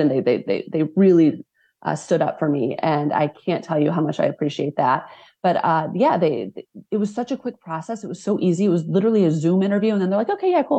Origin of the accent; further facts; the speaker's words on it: Midwest, United States; as somebody that grew up in the Midwest